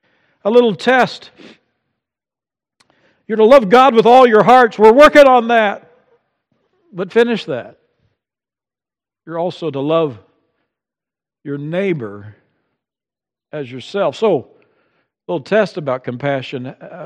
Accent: Amazon, Brazil; Growing up in Brazil, along the banks of the Amazon, for me it's soccer, and maybe I enjoy lots of other things that come with growing up in that environment.

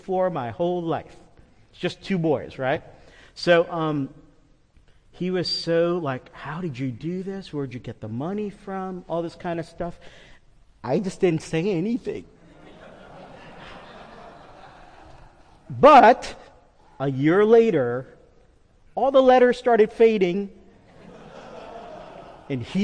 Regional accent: New York, United States; I'm a New Yorker.

